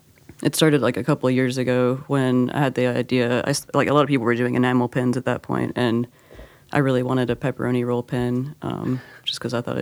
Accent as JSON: {"language": "English", "region": "Alabama", "country": "United States", "tie": "born or raised there", "said": "My family is from West Virginia, but I grew up in Alabama partially, so I kind of go back and forth on that one, because like when I was a kid in Alabama, everyone said pop."}